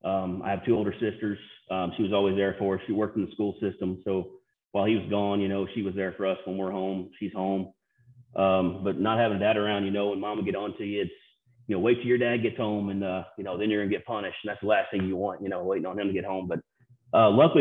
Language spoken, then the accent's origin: English; East Prairie, Missouri, United States; also born or lived in Sikeston, Missouri / Scott City, Missouri; I was born in Sikeston, Missouri, but I lived in East Prairie, Missouri the first 10 years of my life